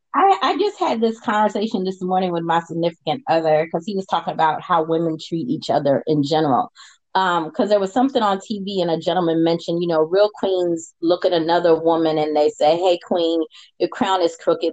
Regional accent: United States; I'm American.

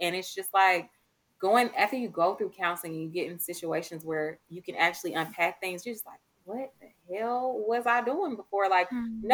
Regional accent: Atlanta, Georgia, United States; I'm in the South. I'm from Atlanta

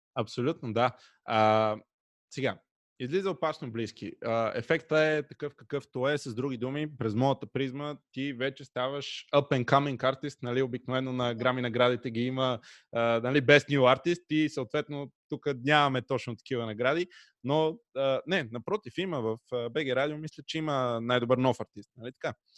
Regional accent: Pernik, Pernik Province, Bulgaria; Радио Enjoy, разбира се, в град Перник, откъдето съм аз.

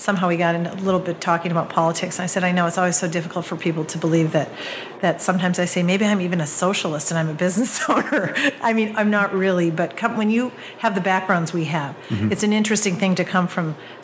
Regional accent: Wisconsin, United States; moved away as an adult; also born or lived in Oahu, Hawaii / Colorado; now in Central Oregon, United States; growing up in Wisconsin

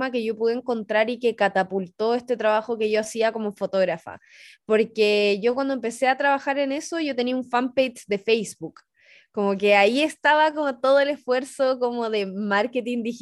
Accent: La Serena, Coquimbo, Chile; poder llegar desde una región como yo, que soy … de la Serena

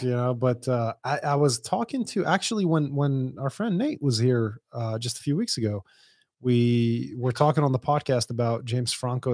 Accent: Dubai, United Arab Emirates; moved away; I grew up in Dubai

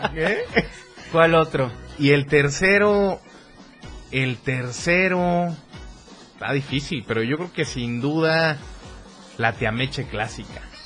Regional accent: Tuxtla Gutiérrez, Chiapas, Mexico; nacido en Tuxla Gutiérrez

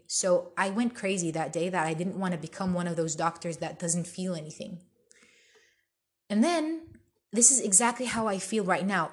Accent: Bethlehem, West Bank, Palestine; I'm originally Palestinian. I'm from Bethlehem and I have a huge family there

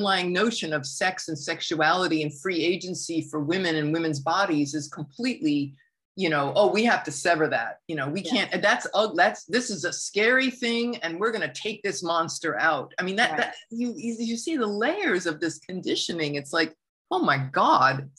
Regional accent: United States; growing up in the United States

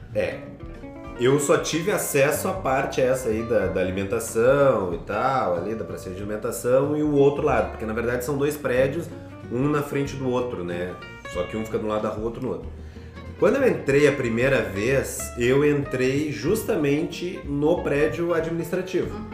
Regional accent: Brazil; moved away; como bom brasileiro

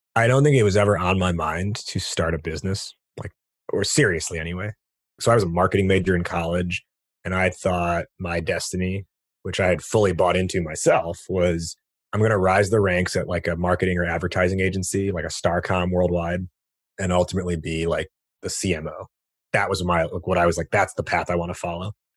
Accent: United States; being born and raised in America

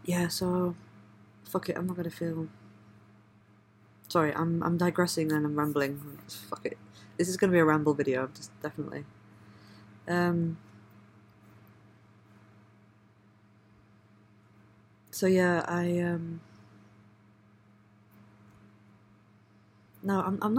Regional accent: Leeds, Yorkshire and the Humber, United Kingdom; also born or lived in Bradford / South Africa; growing up in Leeds and Bradford, I had a lot of Indian influence and friends and culture.

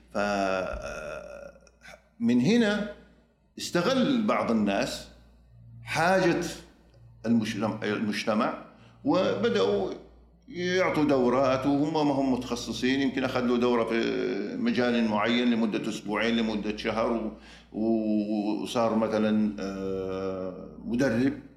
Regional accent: Saudi Arabia; moved away as an adult; also born or lived in Michigan, United States; عدت للمملكه العربيه السعوديه

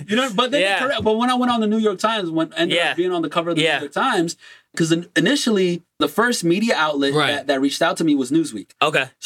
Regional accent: Brazil; now in United States; I was born and raised in Brazil.

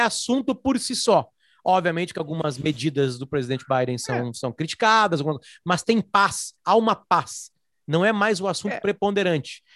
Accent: Brazil; sou brasileiro

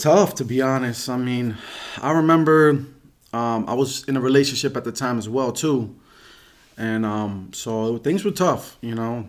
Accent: Reading, Pennsylvania, United States; I grew up in Reading. Pennsylvania. I was born in Saint Joe's Hospital

